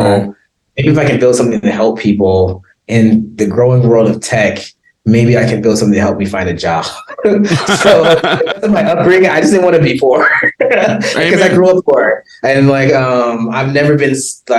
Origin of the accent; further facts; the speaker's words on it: Compton, California, United States; moved away as an adult; now in South Africa; I was born in Compton, born and raised, actually like the last generation of people actually born and raised in the city of Compton